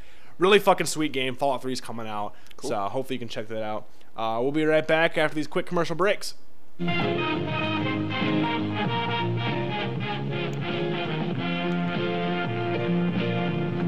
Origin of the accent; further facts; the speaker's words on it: Midwest, United States; I'm from the Midwest